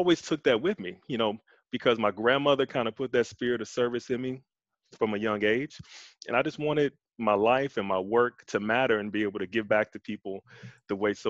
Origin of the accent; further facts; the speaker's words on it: Chicago, Illinois, United States; So I grew up on the South Side in Inglewood, right around 67th and Troop, born and raised. South Side raised me.